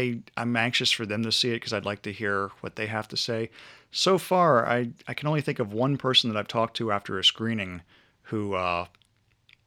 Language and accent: English; Maryland, United States; I'm from Maryland